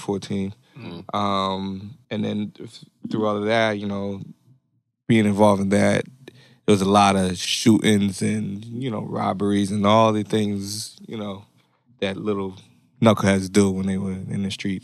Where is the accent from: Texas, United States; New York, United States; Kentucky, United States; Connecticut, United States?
Connecticut, United States; Norwalk; also born or lived in Stamford, Connecticut; I'm 32, so I spent the rest of my life in Norwalk